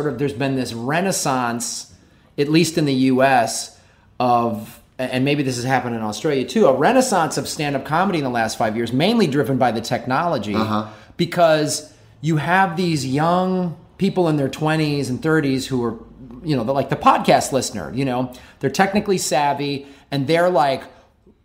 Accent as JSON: {"language": "English", "town": "Chicago", "region": "Illinois", "country": "United States", "also_born_or_lived": "Tucson, Arizona", "moved": "as an adult", "lives_now": "Los Angeles, United States", "said": "I'm from Chicago originally"}